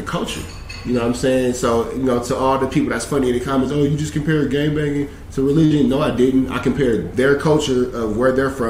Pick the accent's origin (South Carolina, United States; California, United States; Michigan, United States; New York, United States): California, United States; Los Angeles; I'm from South Central, born and raised